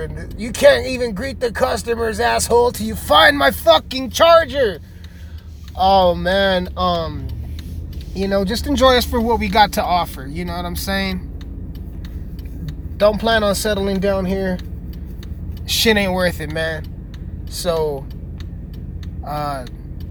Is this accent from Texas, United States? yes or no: no; Alamosa, Colorado, United States; also born or lived in Montrose, Colorado; That's Alamosa, baby. It fucking sucks. My hometown sucks